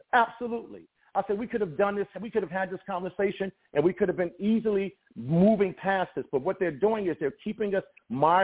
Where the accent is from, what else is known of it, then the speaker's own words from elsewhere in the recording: United States; I'm black American